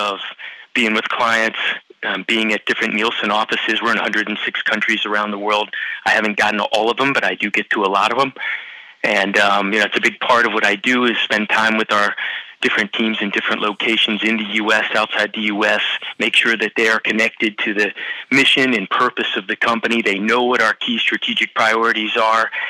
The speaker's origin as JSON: {"language": "English", "town": "Cincinnati", "region": "Ohio", "country": "United States", "tie": "born or raised there", "said": "I grew up in Cincinnati"}